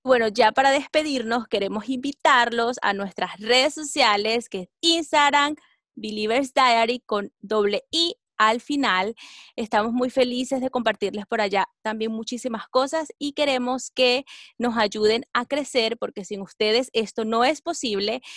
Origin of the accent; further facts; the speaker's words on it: Venezuela; Yo soy venezolana